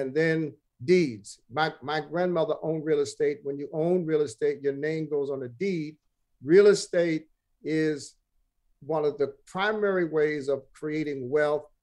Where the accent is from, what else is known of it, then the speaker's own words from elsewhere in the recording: New York City, New York, United States; the third was over in Bed-Stuy where I was born on Jefferson.